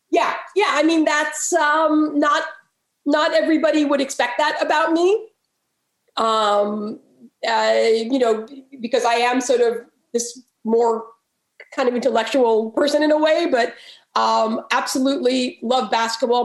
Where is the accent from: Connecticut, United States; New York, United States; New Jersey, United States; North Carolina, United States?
New York, United States; now in Baltimore, United States; I grew up in New York actually